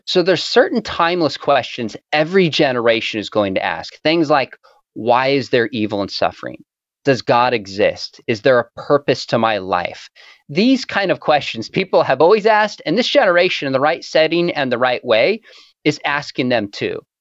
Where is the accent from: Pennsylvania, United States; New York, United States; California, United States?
California, United States; also born or lived in Orange County; I was from California